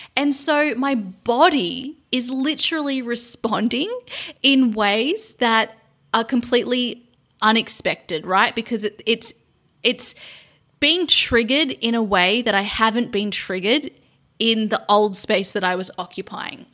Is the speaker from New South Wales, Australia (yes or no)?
yes; Sydney, New South Wales, Australia; moved away as an adult; also born or lived in London, United Kingdom; now in Cambodia; returning to my hometown of Sydney after being in London for four years